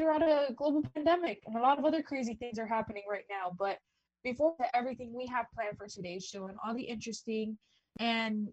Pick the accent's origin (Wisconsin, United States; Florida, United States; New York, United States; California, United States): Florida, United States; Miami; we're all from Miami